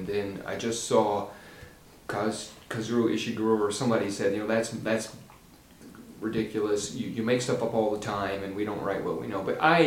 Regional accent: just outside of Little Rock, Arkansas, United States; moved away as an adult; also born or lived in Aberdeen, Maryland; now in Delaware, United States; I grew up in Arkansas, just outside of Little Rock.

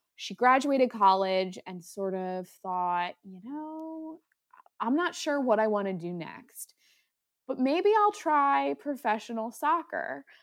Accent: Delaware, United States; I was from Delaware

